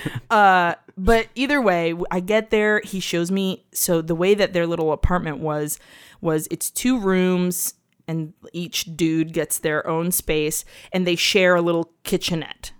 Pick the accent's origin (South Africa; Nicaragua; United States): Nicaragua; we're Latinos from Nicaragua